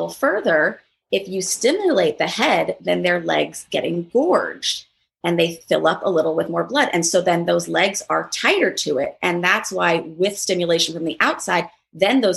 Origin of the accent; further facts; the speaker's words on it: New York City, New York, United States; growing up in Manhattan, going to a liberal school, being a stand-up comedian